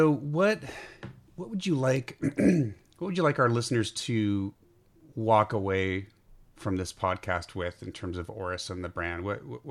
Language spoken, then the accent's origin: English; Bay Area, California, United States; I grew up, both PG and I grew up in the Bay Area, in that area